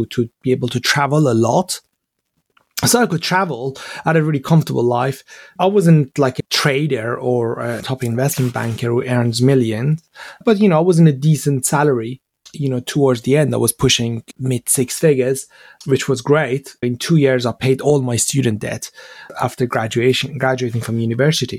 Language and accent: English; Iran; English is a second language; moved away as an adult; now in London, United Kingdom; growing up in Iran